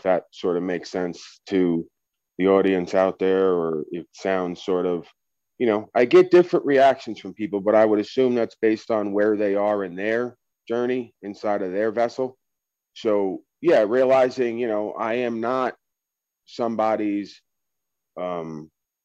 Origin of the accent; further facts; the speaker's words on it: Long Island, New York, United States; when I talk, people will be aware that I am from New York or somewhere on the East Coast, but that's an experience, right? Being born on Long Island in New York is an experience